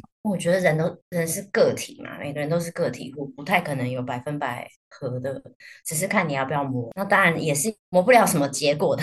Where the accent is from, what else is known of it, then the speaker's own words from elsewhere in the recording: Taiwan; 我们台湾人